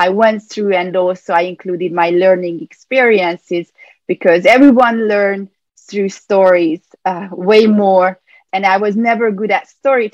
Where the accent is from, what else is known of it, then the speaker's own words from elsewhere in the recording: Budapest, Hungary; moved away as an adult; also born or lived in California, United States; now in New York, United States; I grew up in Hungary, in Budapest, and I moved to the U.S. in 2006